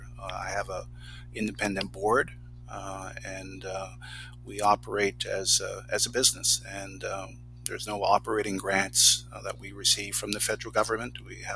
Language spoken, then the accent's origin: English; Campbellton, New Brunswick, Canada; also born or lived in Fredericton; I was a regional development officer here in northern New Brunswick. So my hometown is Camelton